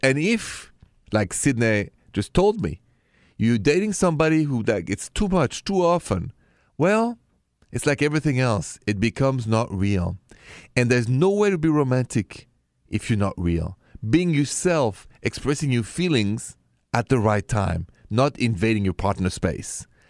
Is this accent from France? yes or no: yes; Paris, Île-de-France, France; moved away; I come from Paris